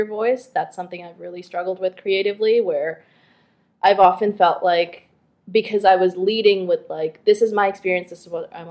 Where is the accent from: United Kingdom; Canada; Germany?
Canada; also born or lived in Bangladesh; being Bangladeshi, but also being Canadian